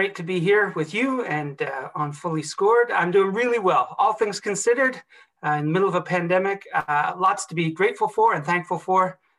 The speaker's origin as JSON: {"language": "English", "region": "Ontario", "country": "Canada", "tie": "born or raised there", "also_born_or_lived": "Toronto / Halifax", "said": "I was born in Toronto, in Canada. I'm an officer's kid, though, so I grew up all over, mostly in Ontario, which is sort of center of Canada, but did spend 4 very important formative years in my teens in Halifax, Nova Scotia"}